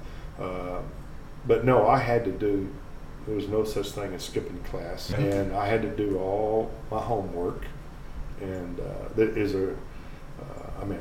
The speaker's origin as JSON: {"language": "English", "town": "White Oak", "region": "Texas", "country": "United States", "said": "I'm not from Longview. I'm from White Oak."}